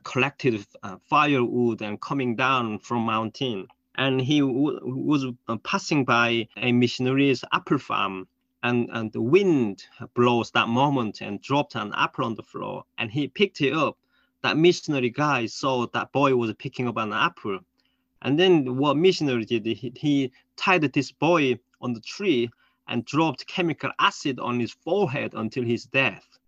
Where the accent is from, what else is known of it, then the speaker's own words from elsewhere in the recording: North Korea; English is a second language; moved away; I was born in North Korea